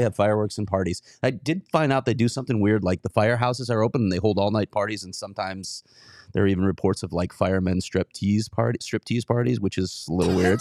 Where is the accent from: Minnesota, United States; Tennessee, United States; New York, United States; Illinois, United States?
Illinois, United States; Chicago; I'm a Chicagoan too